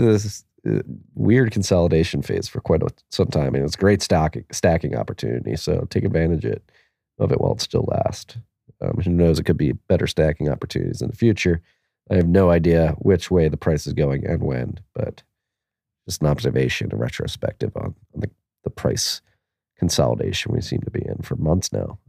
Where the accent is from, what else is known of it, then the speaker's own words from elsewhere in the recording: Philadelphia, Pennsylvania, United States; Pennsylvania, my home state, has Pittsburgh and Philadelphia, my home city